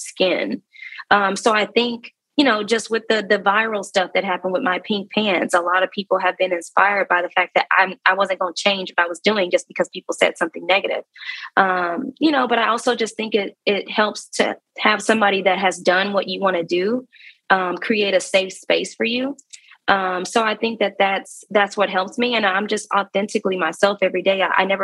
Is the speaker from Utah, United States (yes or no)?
no; Dallas, Texas, United States; I'm from Dallas